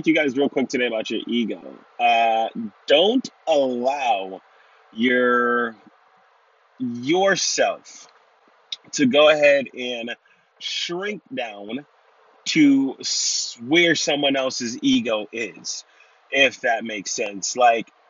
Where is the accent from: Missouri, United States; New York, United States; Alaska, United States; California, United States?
New York, United States; New York City; I was raised in Brooklyn, New York